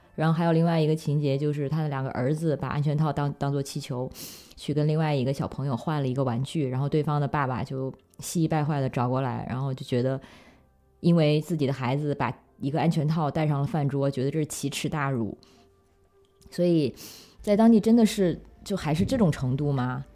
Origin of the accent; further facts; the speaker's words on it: China; moved away; 作为中国人的身份和，因为在，在国外生活了十几年